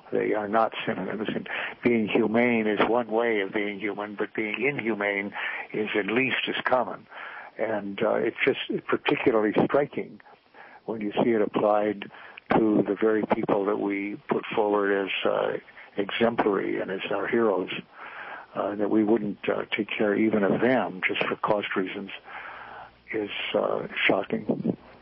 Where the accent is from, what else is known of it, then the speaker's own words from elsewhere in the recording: United States; as an American